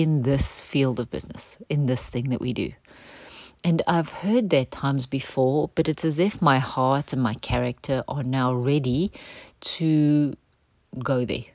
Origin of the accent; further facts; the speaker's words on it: South Africa; a part of how we grew up in culture in South Africa